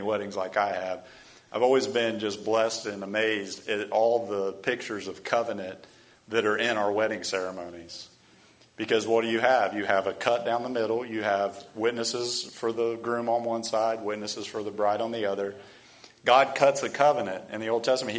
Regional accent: United States; we as American Christians

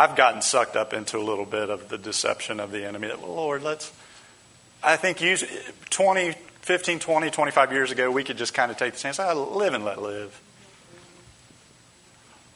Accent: United States; we as American Christians

